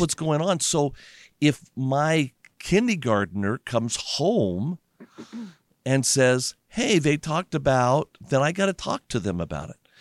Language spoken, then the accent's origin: English; Las Vegas, Nevada, United States; I grew up in Las Vegas